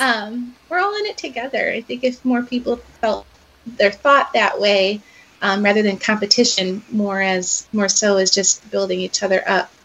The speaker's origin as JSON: {"language": "English", "town": "Chicago", "region": "Illinois", "country": "United States", "tie": "born or raised there", "moved": "yes", "lives_now": "Iowa, United States", "said": "I grew up around Chicago"}